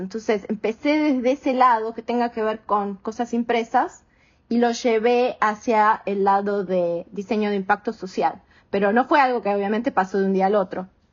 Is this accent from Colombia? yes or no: no; Argentina; moved away as an adult; also born or lived in Connecticut, United States; now in Houston, United States; soy argentina americana, vivo hace 21 años en Estados Unidos y ahora estoy en Houston, en Texas